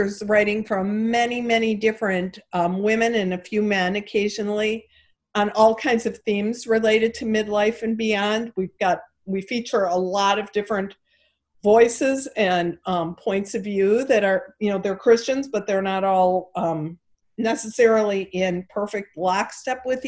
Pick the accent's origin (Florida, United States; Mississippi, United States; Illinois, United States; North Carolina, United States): Illinois, United States; Chicago; accent: Chicago; my Chicago accent